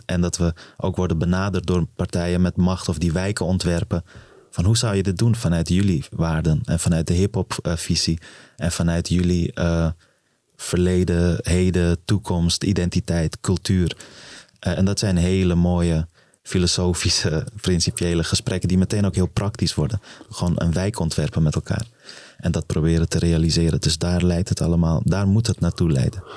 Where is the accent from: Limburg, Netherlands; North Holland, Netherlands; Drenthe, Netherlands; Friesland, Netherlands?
North Holland, Netherlands; Amsterdam; also born or lived in Afghanistan; waar ik ben opgegroeid in het plan van Gol